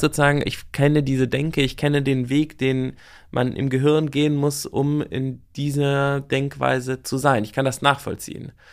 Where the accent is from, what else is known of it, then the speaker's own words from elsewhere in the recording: West Germany, Germany; als Wessi